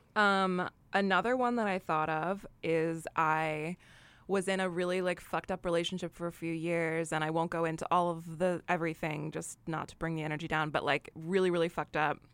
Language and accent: English; New York, United States; I'm a New Yorker